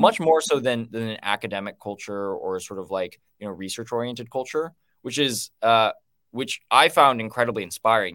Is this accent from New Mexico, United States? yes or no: yes; Los Alamos, New Mexico, United States; I grew up in Los Alamos, New Mexico